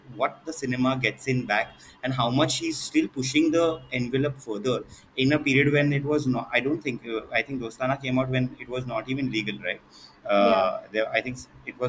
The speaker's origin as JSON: {"language": "English", "town": "Ratnagiri", "region": "Maharashtra", "country": "India", "tie": "born or raised there", "said": "my hometown is Ratnagiri, which is a small town."}